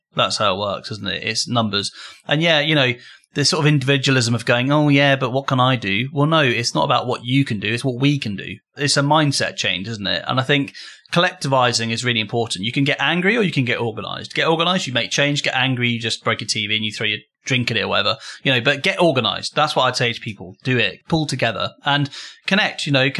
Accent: United Kingdom; We're British.

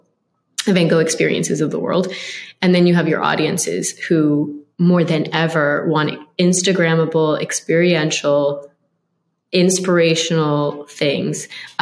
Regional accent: Boca Raton, Florida, United States; a Boca Ratonian that was born and raised, well, not quite born. They didn't have a maternity ward then, but raised

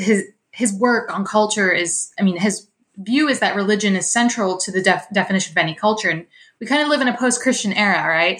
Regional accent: Pittsburgh, Pennsylvania, United States; growing up in Pittsburgh, I was surrounded by so many brilliant Catholic minds

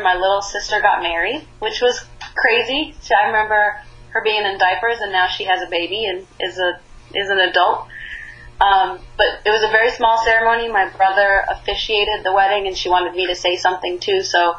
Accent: Northeast, United States; I grew up in the Northeast, and I didn't grow up with country music, so it's not really my influence.

